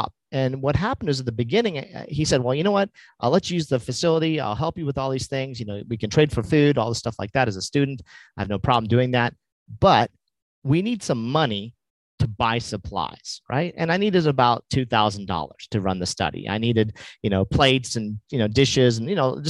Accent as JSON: {"language": "English", "region": "New Mexico", "country": "United States", "tie": "born or raised there", "also_born_or_lived": "Los Angeles", "said": "let me go back to my home state"}